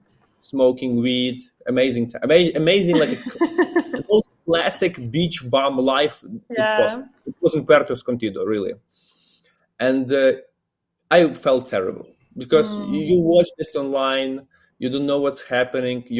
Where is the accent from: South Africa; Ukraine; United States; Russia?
Ukraine; I'm from Ukraine